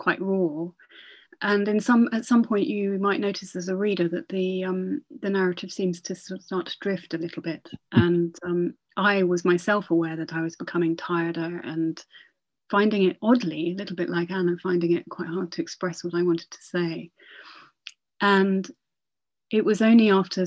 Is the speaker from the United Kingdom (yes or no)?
yes; Northumberland, North East England, United Kingdom; now in Oxford, United Kingdom; When I was growing up in Northumberland